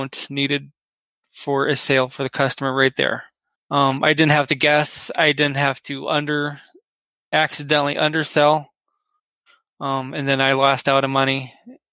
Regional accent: Wisconsin, United States; moved away; I'm originally from Wisconsin.

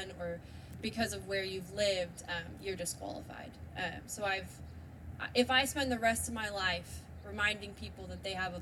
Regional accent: Santa Cruz, California, United States; I grew up in Santa Cruz, California

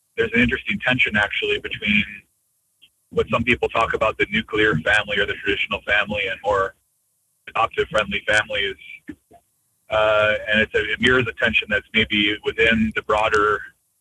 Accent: United States; I'm so American, so Western in how everything needs to be on time

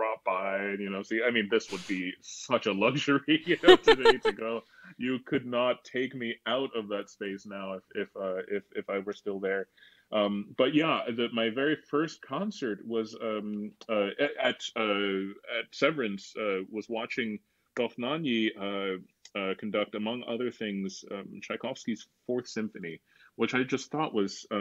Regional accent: Williamsport, Pennsylvania, United States; my hometown of Williamsport, Pennsylvania

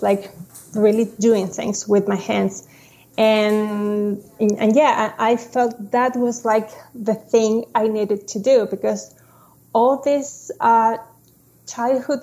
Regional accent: Santiago, Santiago Metropolitan Region, Chile; moved away as an adult; now in Chicago, United States; I was born in Santiago, Chile, and I have lived all my life there until 2019 when I moved to Chicago to live with my husband.

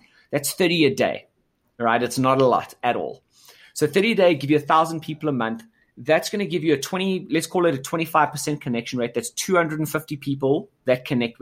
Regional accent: South Africa; I was born in South Africa and, you know, grew up here.

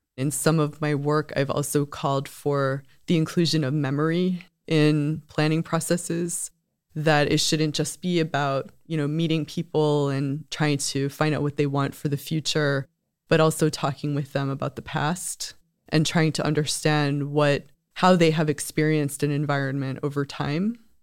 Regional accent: United States; now in Sweden; As an American coming to Sweden

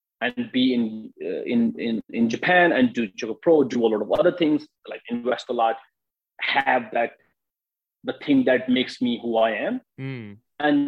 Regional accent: India; moved away as an adult; now in United States; I'm from India and I have an Indian passport.

